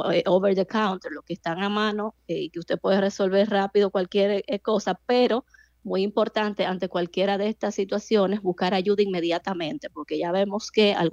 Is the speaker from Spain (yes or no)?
no; Dominican Republic; como dominicanos